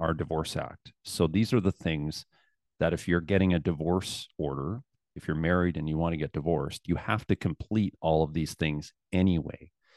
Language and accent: English; Southern Alberta, Canada; also born or lived in Calgary / Lethbridge; I was raised in Southern Alberta and, uh, spent most of my life there